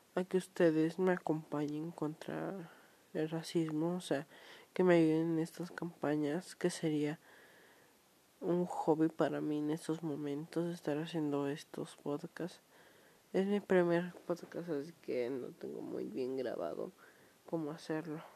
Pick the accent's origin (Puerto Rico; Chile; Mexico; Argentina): Mexico; Yo soy de México